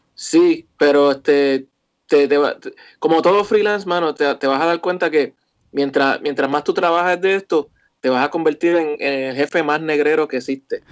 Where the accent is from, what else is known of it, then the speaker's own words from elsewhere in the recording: Carolina, Puerto Rico; also born or lived in western Puerto Rico; yo nací en Carolina